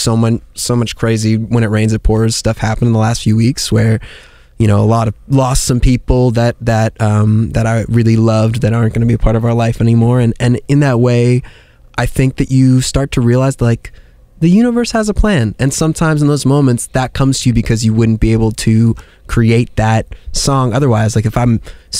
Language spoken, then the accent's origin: English; New York, United States; I'm from New York. I didn't drive till I was 23